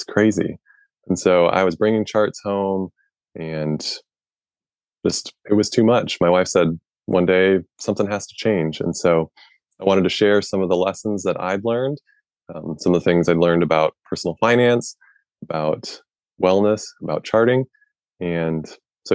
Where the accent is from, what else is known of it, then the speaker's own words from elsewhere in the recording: Midwest, United States; So I grew up in the Midwest